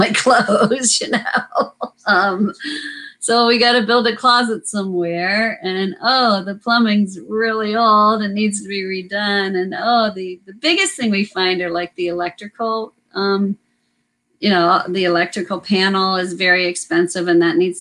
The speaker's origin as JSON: {"language": "English", "country": "United States", "tie": "born or raised there", "moved": "as an adult", "lives_now": "California, United States", "said": "I grew up right outside of Washington, D.C."}